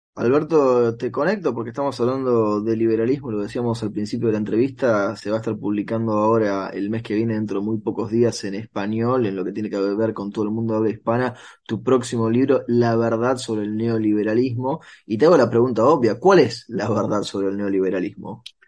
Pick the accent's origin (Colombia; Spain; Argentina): Argentina; acá soy argentino